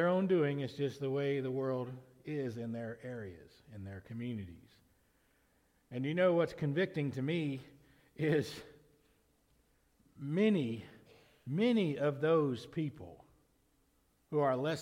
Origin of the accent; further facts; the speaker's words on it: Lamar County, Alabama, United States; I was born in Lamar County, Alabama.